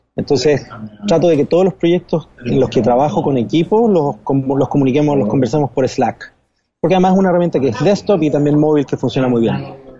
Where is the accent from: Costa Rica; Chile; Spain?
Chile; moved away as an adult; now in New York, United States; en mi país, en Chile